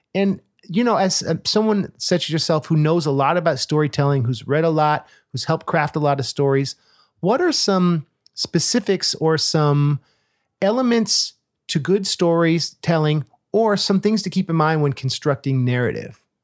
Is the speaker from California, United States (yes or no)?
yes; Oakland, California, United States; I grew up in Oakland